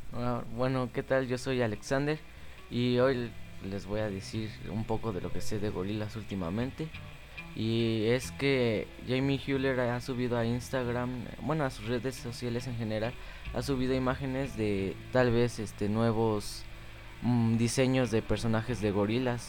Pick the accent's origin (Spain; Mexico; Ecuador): Mexico; nosotros somos de México